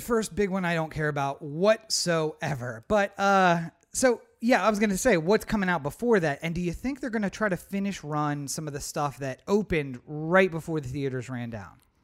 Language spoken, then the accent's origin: English; East Coast, United States; moved away; we're from the East Coast